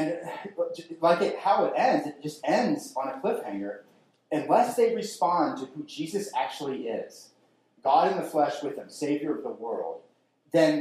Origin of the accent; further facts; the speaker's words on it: New Jersey, United States; I grew up in South Jersey